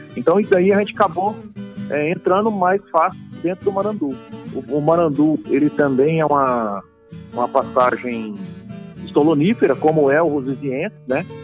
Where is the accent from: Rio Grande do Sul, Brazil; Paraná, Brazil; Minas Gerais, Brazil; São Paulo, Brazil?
São Paulo, Brazil; Iacri; Então, eu sou de sou do interior de São Paulo, né? Do Oeste Paulista. Sou de uma cidadezinha chamada Iacri, São Paulo.